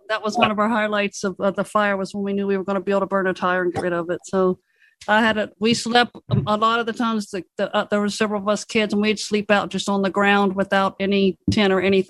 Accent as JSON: {"language": "English", "region": "West Virginia", "country": "United States", "tie": "born or raised there", "moved": "yes", "lives_now": "Georgia, United States", "said": "I'm in Georgia. I grew up in West Virginia, and we camped all the time. I grew up with a foster family, and we owned 400 and some acres"}